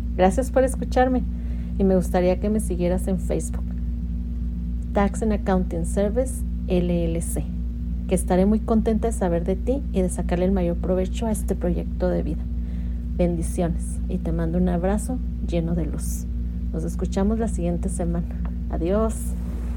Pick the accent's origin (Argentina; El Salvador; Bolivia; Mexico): Mexico; moved away as an adult; now in United States; soy mexicana y radico en Estados Unidos ya desde hace 22 años